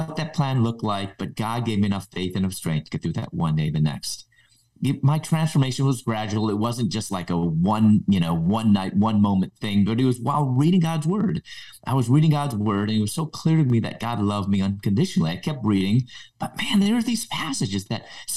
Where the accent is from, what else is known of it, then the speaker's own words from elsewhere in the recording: Chicago, Illinois, United States; moved away as an adult; also born or lived in Louisville; In my early 20s, I moved from Chicago, where I was originally from, to Louisville